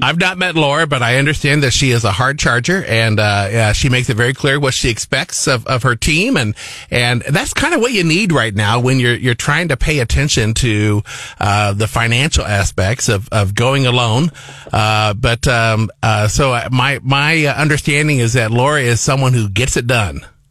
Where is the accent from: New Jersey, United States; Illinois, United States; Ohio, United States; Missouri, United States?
Missouri, United States; Liberty; now in Columbia, United States; my family's from Liberty.